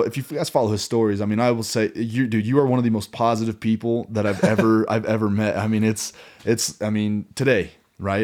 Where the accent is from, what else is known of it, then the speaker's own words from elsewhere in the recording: Kansas City, Missouri, United States; growing up in Kansas City, Missouri